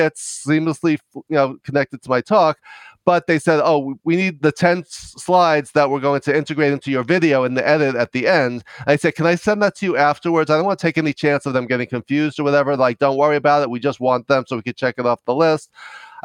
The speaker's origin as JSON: {"language": "English", "region": "New York", "country": "United States", "also_born_or_lived": "Los Angeles", "said": "I'm from New York. You may be able to tell from my accent"}